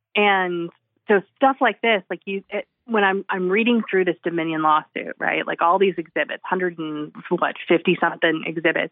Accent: 45 minutes from Oklahoma City, United States; moved away; also born or lived in California; my hometown about a mile away from where, from the house where, um, where I grew up on, like, ten acres

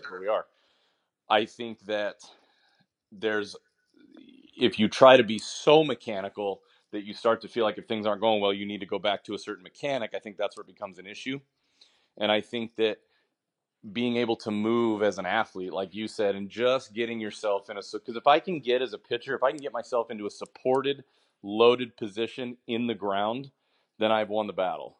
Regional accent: Washington, United States; I'm from I'm from Washington

